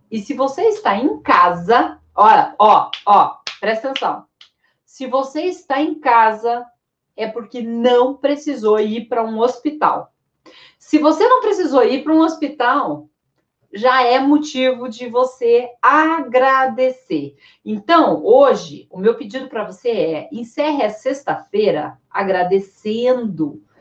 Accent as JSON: {"language": "Portuguese", "region": "Sergipe", "country": "Brazil", "said": "Eu sou de Sergipe, então eu ia para Lagarto."}